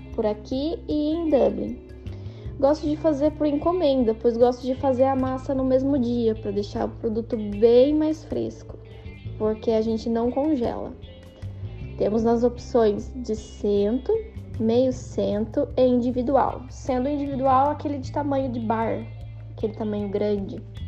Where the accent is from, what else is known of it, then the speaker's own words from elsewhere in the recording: Mogi Mirim, São Paulo, Brazil; now in Swords, Ireland; sou de Mojimirim, São Paulo